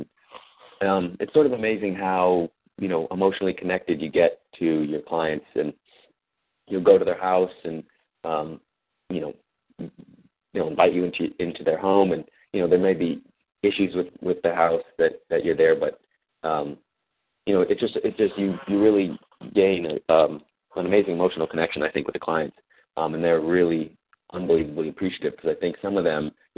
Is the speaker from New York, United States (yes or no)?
no; Oakland, California, United States; moved away as an adult; also born or lived in Washington, D.C.; I'm originally from Oakland, California.